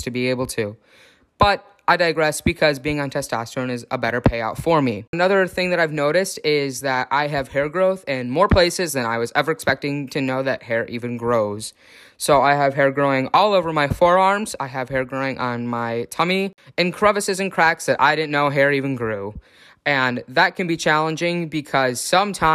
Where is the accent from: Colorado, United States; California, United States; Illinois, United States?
Illinois, United States; Chicago; moved away as an adult; also born or lived in Minnesota; now in Oregon, United States; I was born in the city of Chicago, but I grew up in the northern suburbs